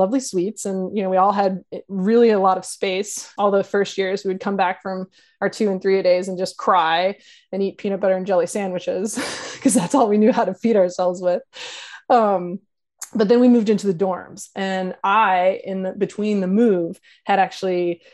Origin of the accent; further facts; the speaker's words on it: Louisiana, United States; moved away as an adult; I'm from, like I said, I'm from Louisiana. It gets hot there.